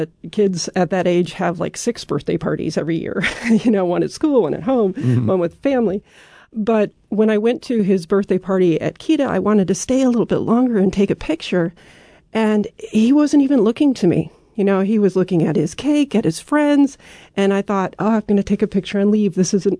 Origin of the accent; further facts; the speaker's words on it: United States; And for me, as an American, that was very refreshing, because here I get a lot of messages that, oh, if you put your kid in daycare, that's bad for them.